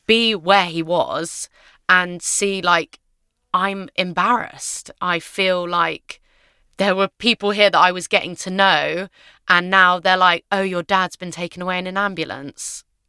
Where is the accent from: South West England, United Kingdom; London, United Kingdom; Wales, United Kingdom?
London, United Kingdom; I grew up in London with my mum and my dad. Um, we lived in a basement flat in Shepherd's Bush